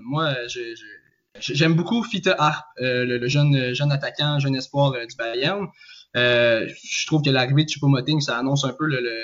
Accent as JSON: {"language": "French", "town": "Joliette", "region": "Quebec", "country": "Canada", "tie": "born or raised there", "lives_now": "Trois-Rivières, Canada", "said": "je suis natif de Joliette et j'habite je, présentement à Trois-Rivières"}